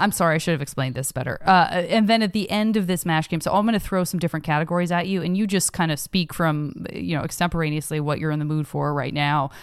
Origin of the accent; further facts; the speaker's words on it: Tucson, Arizona, United States; growing up in Tucson